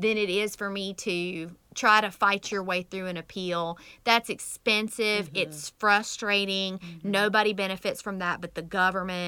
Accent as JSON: {"language": "English", "country": "United States", "accent": "country", "said": "my country accent, I was raised in the middle of that burn nowhere"}